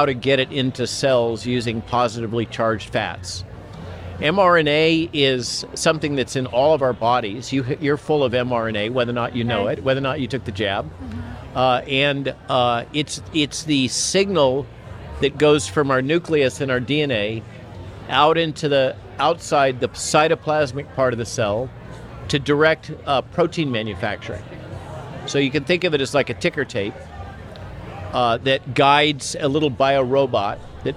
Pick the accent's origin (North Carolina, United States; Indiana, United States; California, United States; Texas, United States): California, United States; Central Coast of; I grew up in the Central Coast of California